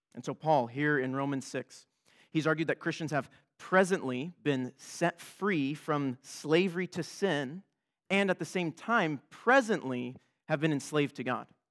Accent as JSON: {"language": "English", "country": "United States", "said": "I'm an American"}